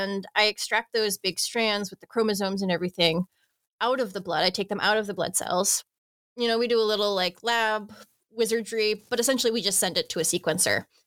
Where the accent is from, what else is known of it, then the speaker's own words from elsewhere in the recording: United States; moved away; In the US, we call it capillary